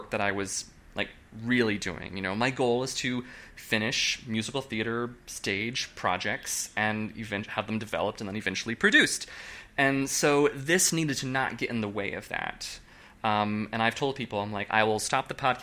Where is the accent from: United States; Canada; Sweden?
United States; Nebraska; moved away as an adult; also born or lived in Oklahoma City, Oklahoma; now in New York, United States; I'm from Nebraska. I grew up in a Catholic conservative family.